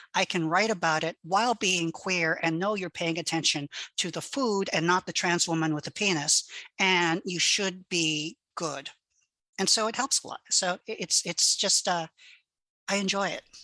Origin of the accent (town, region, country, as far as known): Hawaii, United States; first language Hawaiian Pidgin; English is a second language